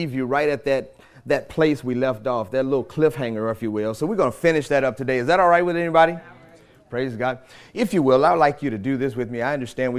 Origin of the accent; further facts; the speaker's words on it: St. Louis, Missouri, United States; moved away; my hometown, Ferguson, St. Louis or St. Louis, Missouri